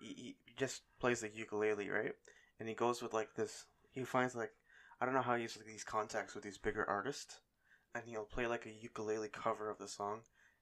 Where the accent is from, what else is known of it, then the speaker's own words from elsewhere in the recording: Canada; even though I am Canadian, I can't do French.